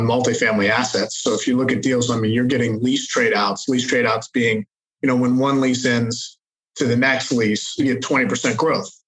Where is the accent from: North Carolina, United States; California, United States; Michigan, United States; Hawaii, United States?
North Carolina, United States; Charlotte; moved away as an adult; also born or lived in Hong Kong / Manhattan, New York; I am from Charlotte, North Carolina originally